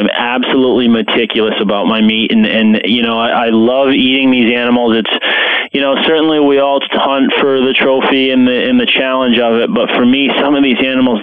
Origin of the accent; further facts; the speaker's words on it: Rhode Island, United States; I grew up in the Northeast. I grew up in Rhode Island, so I love hunting at home.